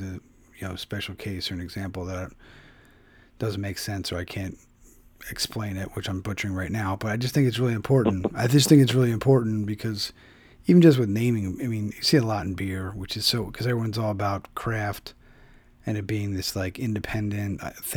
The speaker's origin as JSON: {"language": "English", "town": "Philadelphia", "region": "Pennsylvania", "country": "United States", "tie": "born or raised there", "moved": "yes", "said": "my hometown of Philadelphia"}